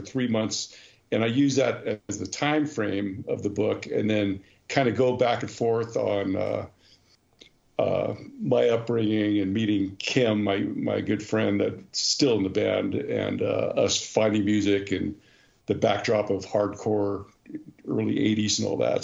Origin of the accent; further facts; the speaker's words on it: Cerritos, California, United States; Cerritos, which we're famous from famously from, um, is a little suburb right exactly on the border of Orange County and Los Angeles counties